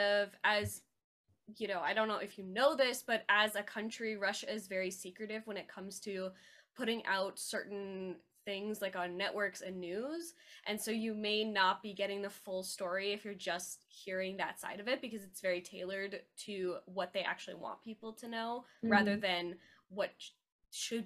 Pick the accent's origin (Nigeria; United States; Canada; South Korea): Canada; as a Canadian